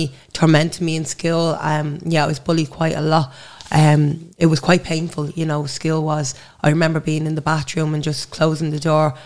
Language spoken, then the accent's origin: English; Dublin, Leinster, Ireland; now in Drimnagh, Dublin, Ireland; I grew up in Blanchardstown. I'm living in Drimna now